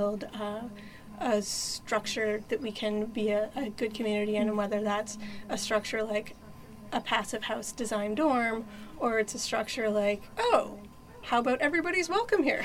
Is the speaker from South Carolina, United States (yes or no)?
no; Berlin and Hopkinton, New Hampshire, United States; now in Brunswick, United States; I was born in Berlin, New Hampshire, and I grew up there and in Hopkinton, New Hampshire